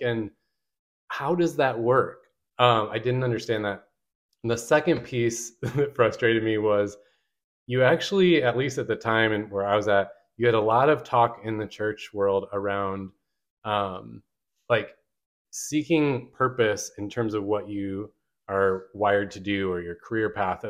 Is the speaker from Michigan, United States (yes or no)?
yes; Michigan, United States; moved away as an adult; now in Richmond, United States; I grew up in Michigan